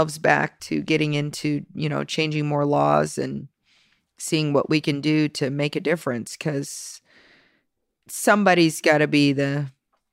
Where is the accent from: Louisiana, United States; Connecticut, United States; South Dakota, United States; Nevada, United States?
Nevada, United States; Las Vegas; born and raised in Las Vegas. Been here ever since.